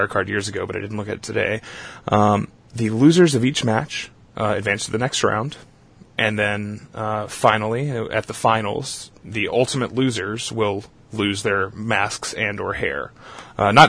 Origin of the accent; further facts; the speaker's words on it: Southeast Texas, United States; I'm from Southeast Texas.